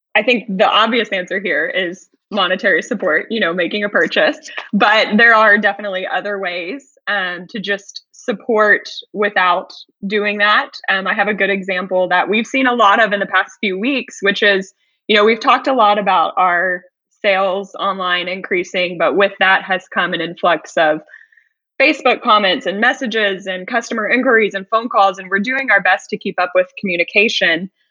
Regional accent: Houston, Texas, United States; born or raised there; moved away as an adult

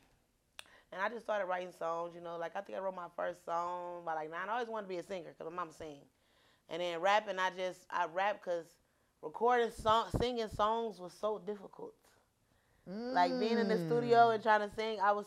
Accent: East Cleveland, Ohio, United States; also born or lived in Euclid, Ohio; I'm from East Cleveland, but I say East from Euclid, Cleveland

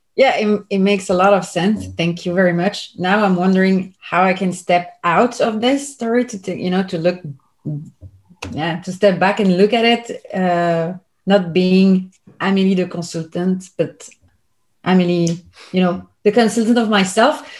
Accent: Belgium; I'm from Belgium

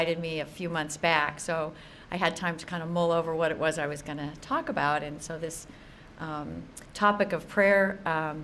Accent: Sacramento, California, United States; moved away as an adult; also born or lived in Orange County, California; now in North San Diego County, United States; I'm originally from Sacramento

